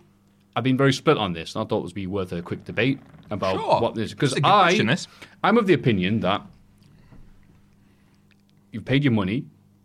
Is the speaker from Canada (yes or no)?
no; United Kingdom; being probably a Brit